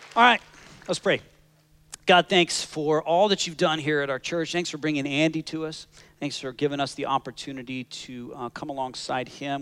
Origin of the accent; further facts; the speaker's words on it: Canada; now in Scottsdale, United States; I am as Canadian as they come